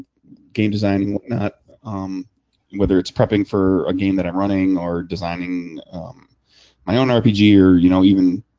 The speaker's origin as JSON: {"language": "English", "region": "Wisconsin", "country": "United States", "tie": "born or raised there", "said": "I grew up in Wisconsin"}